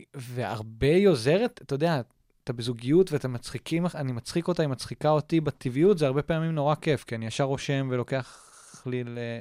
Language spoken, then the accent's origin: Hebrew; Tel Aviv, Tel Aviv District, Israel; also born or lived in Jerusalem; תל אביבי, כאילו, born and raised, ואני, אה, ואימא שלי פה, ואבא שלי פה